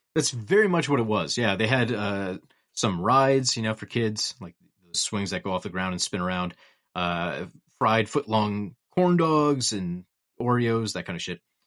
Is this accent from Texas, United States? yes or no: no; Nekoosa, Wisconsin, United States; the Nakusa Giant Pumpkin Festival in my hometown